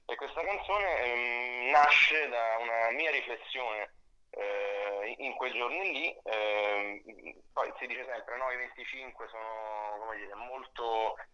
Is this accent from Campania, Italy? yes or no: yes; Salerno, Campania, Italy; also born or lived in Rome; now in Milan, Italy; Vivo, ho vissuto sette anni a Roma, mi sono spostato a Milano di recente, eh, ma vivo tra Milano e Roma. Io sono originario di Salerno